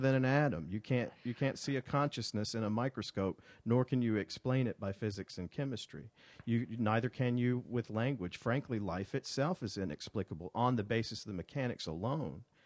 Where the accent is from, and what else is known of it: Montgomery, Alabama, United States; born or raised there; moved away as an adult; also born or lived in Birmingham, Alabama